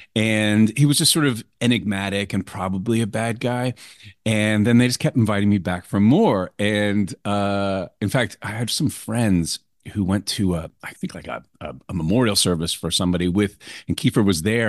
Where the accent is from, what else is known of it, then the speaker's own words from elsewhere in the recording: New York City, New York, United States; moved away as an adult; I grew up in New York